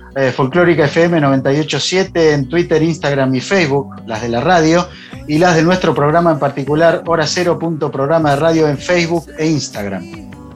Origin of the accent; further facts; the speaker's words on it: Buenos Aires Province, Argentina; yo como bonaerense